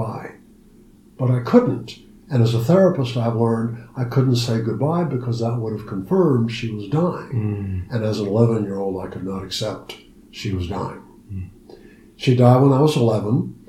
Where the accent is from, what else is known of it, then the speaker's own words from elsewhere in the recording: Ohio, United States; I was born and raised in Ohio